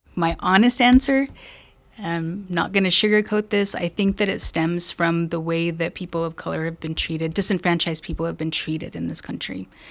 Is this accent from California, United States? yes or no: no; Española, New Mexico, United States; I'm from New Mexico. I grew up in a little town called Española.